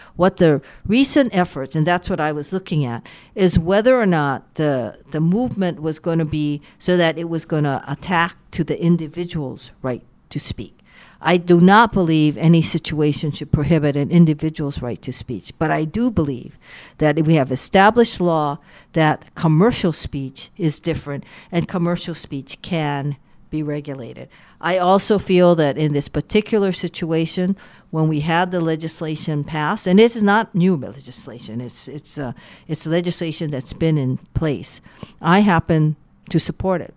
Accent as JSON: {"language": "English", "town": "Waianae", "region": "Hawaii", "country": "United States", "tie": "born or raised there", "also_born_or_lived": "Honolulu", "said": "I grew up in Waianae"}